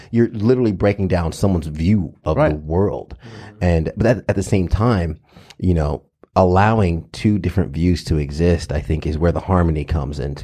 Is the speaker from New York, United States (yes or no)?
yes; New York, United States; I was subject to this growing up in in um, elementary and Catholic school and and uh, in New York